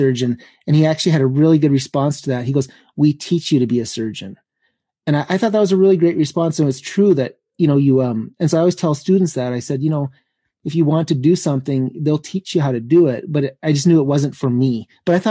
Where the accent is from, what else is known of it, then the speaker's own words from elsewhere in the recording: Montana, United States; moved away; I wanted to go back to Montana, and I knew that family medicine would probably be a good fit with my home state